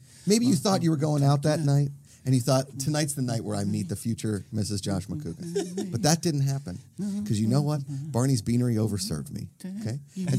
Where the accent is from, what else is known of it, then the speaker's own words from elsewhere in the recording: Pittsburgh, Pennsylvania, United States; now in Los Angeles, United States; In my hometown, in Pittsburgh, Pennsylvania, we had no restaurants in our town.